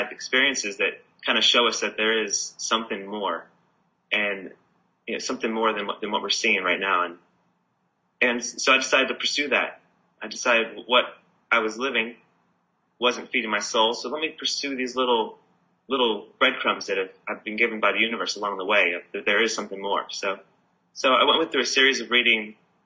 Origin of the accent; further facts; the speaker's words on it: California, United States; now in Byron Bay, Australia; I'm originally from California